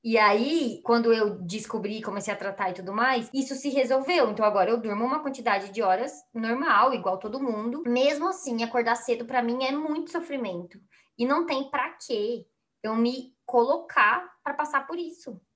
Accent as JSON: {"language": "Portuguese", "country": "Brazil", "said": "A gente é brasileiro"}